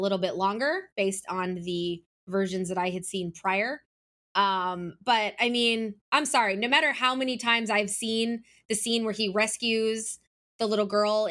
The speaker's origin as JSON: {"language": "English", "town": "Atlanta", "region": "Georgia", "country": "United States", "tie": "born or raised there", "said": "my hometown of Atlanta"}